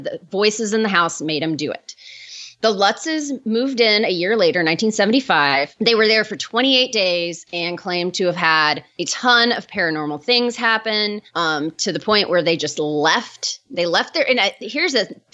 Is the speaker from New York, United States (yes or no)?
no; Indiana, United States; I'm from Indiana